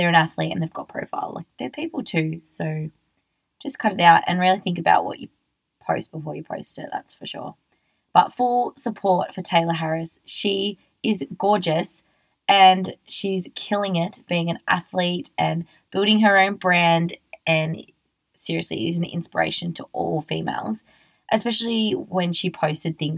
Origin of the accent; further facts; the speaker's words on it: Australia; I'm just an Australian girl